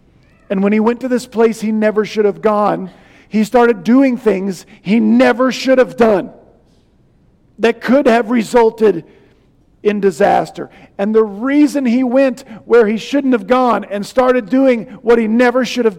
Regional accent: Nebraska, United States; We're from Nebraska.

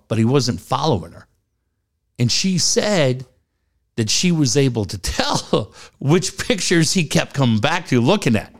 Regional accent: Minneapolis, Minnesota, United States; now in San Diego, United States; I grew up in Minneapolis

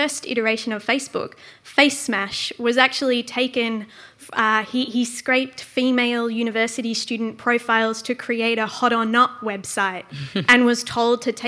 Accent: Australia; also born or lived in Netherlands; as an Australian

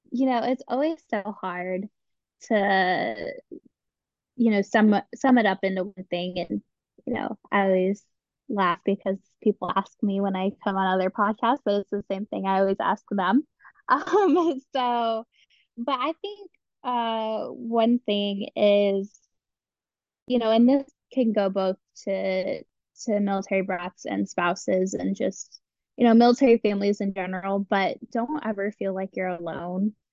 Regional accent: Cleveland, Ohio, United States; And so that's how I ended up here and I'm from Cleveland and you know the whole rundown.

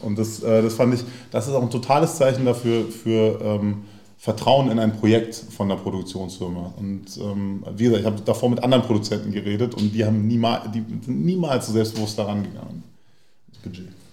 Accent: Berlin, Germany; ich bin in Neukölln in Gropiusstadt zur Schule gegangen. Also wer Gropiusstadt kennt, ist dann so ein bisschen, na, hat eben eine eigene Farbe. So ähm, in, in Neukölln und in Tempelhof aufgewachsen

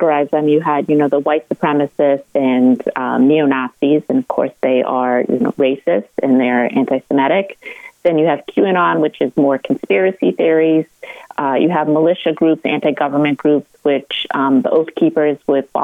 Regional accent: Stoneham, Massachusetts, United States; moved away as an adult; now in Arlington, Virginia, United States; I grew up in Stoneham

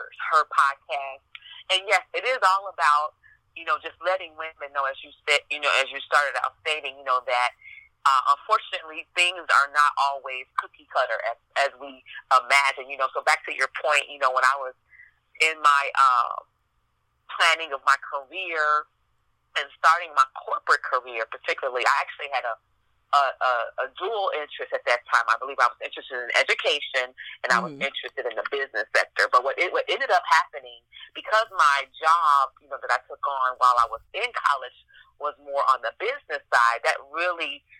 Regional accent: Chicago, Illinois, United States; I'm from Chicago, Illinois, and I'm born and raised in this great city

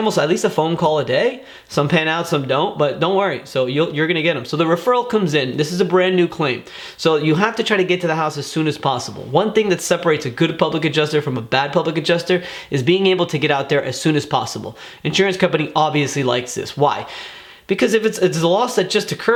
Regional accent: Miami, Florida, United States; born and raised in Miami

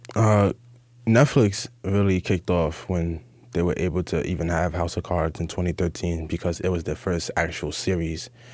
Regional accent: New York City, New York, United States; I am from the Bronx, New York

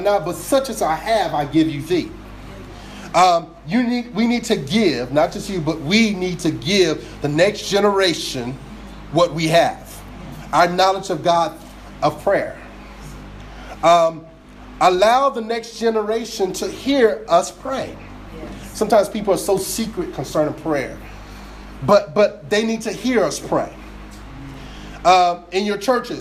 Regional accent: New Jersey, United States; I grew up down in South Jersey.

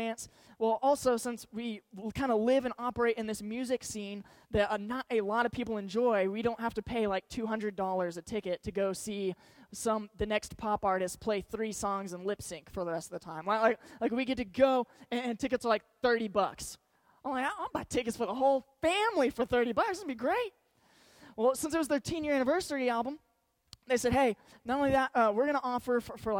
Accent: Georgetown, Texas, United States; I grew up in Georgetown, Texas, so it's about 30 minutes north of Austin

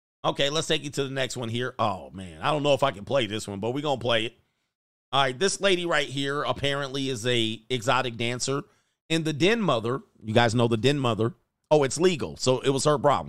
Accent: United States; I'm an American.

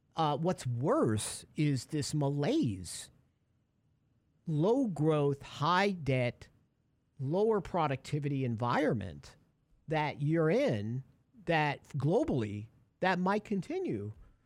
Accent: Brooklyn, New York, United States; So when I was growing up in Brooklyn, there was in the apartment building

